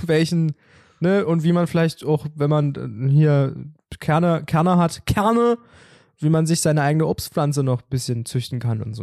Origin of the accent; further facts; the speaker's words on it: Germany; bei uns in Sachsendorf